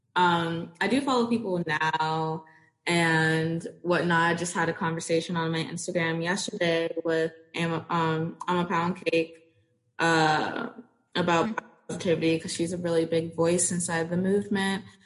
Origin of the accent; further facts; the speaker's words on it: Florida, United States; also born or lived in Portsmouth, Virginia; moved to Florida, where I mean, I've stayed for a very long time